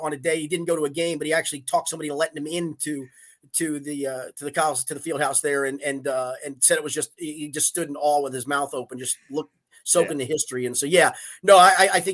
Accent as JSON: {"language": "English", "region": "Northern Kentucky", "country": "United States", "tie": "born or raised there", "also_born_or_lived": "Maysville, Kentucky", "lives_now": "Cincinnati, United States", "said": "I grew up in Northern Kentucky"}